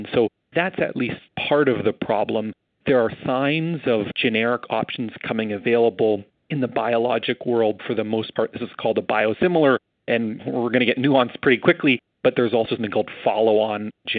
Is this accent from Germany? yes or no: no; Canada; as a Canadian